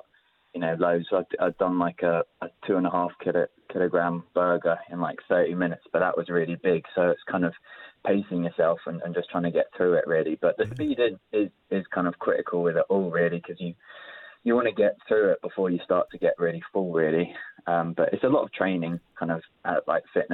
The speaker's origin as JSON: {"language": "English", "region": "London", "country": "United Kingdom", "tie": "born or raised there", "said": "I grew up in South London, and my dad's from the Old Kent Road."}